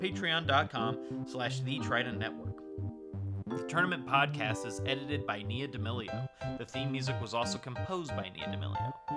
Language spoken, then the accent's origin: English; California, United States; I grew up in California